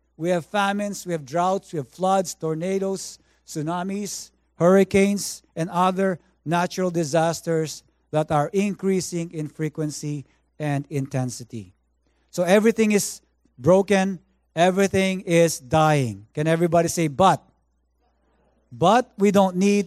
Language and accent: English; Philippines; now in Vancouver, Canada; I grew up in the Philippines